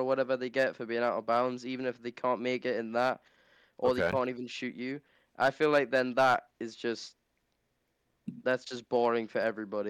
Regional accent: England, United Kingdom; I'm from the King's England.

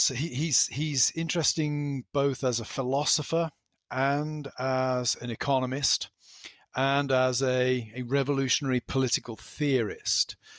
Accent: South West England, United Kingdom; moved away as an adult; now in Pennsylvania, United States; I grew up in the west country of England

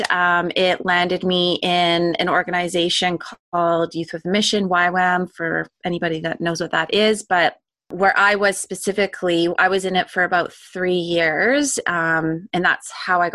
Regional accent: Langley, British Columbia, Canada; I grew up in Canada, in BC, specifically in Langley. That's where I grew up.

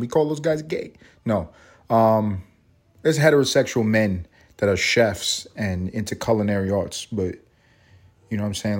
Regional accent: New York City, New York, United States; moved away; growing up in New York

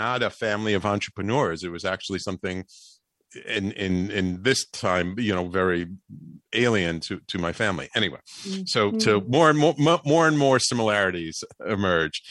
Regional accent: New York, United States; as a little kid growing up in the Bronx

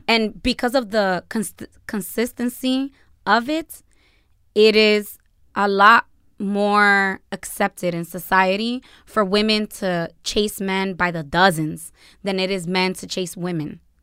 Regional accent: United States; I am American, I was born here, which is a shock to a lot of people

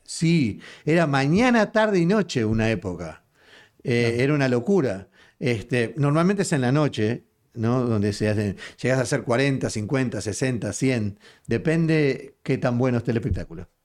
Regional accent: Uruguay; now in Houston, United States

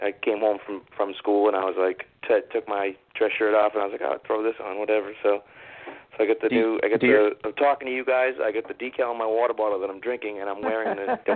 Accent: Massachusetts, United States; I grew up in Massachusetts and I got made fun of in middle school for wearing Patriots stuff to school.

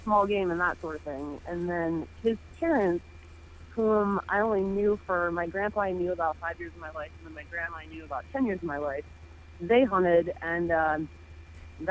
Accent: Savannah, Ohio, United States; moved away as an adult; now in Michigan, United States; I'm originally from Savannah, Ohio, is where I grew up.

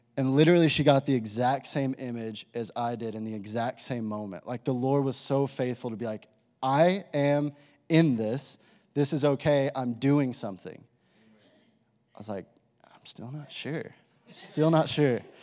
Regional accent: Amarillo, Texas, United States; I grew up in Amarillo, Texas, went to high school there

